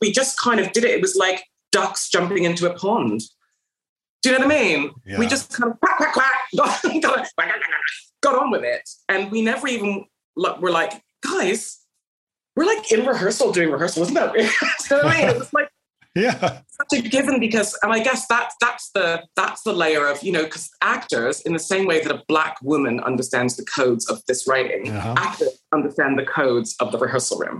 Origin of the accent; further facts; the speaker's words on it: Canada; moved away as an adult; now in United Kingdom; I came from Canada and I had to learn English